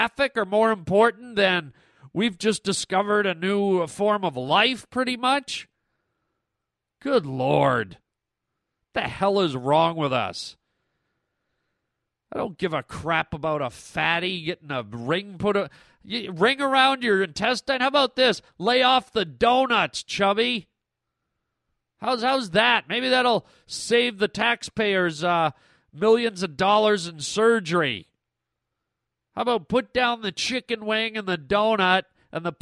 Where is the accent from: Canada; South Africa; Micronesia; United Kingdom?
Canada; now in United States; I grew up in Canada